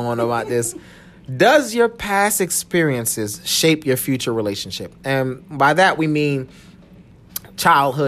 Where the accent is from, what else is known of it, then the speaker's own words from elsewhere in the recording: New Jersey, United States; I'm from Jersey